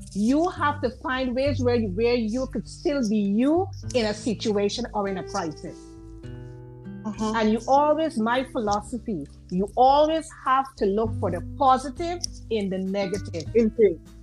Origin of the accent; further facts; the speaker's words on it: Guyana; now in New York, United States; I am originally I'm from I'm from Guyana.